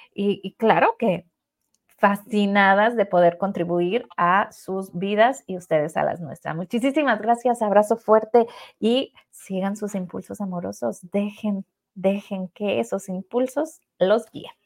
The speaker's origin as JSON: {"language": "Spanish", "country": "Mexico", "said": "Pues nosotros somos de México"}